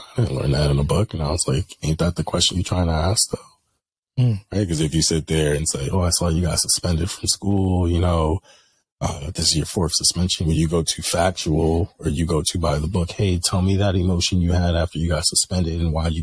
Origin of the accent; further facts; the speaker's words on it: Bridgeport, Connecticut, United States; I'm from Bridgeport.